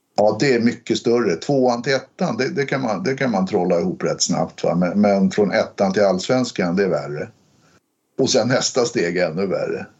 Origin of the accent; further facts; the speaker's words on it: Stockholm, Stockholm County, Sweden; jag är uppväxt i Hökarängen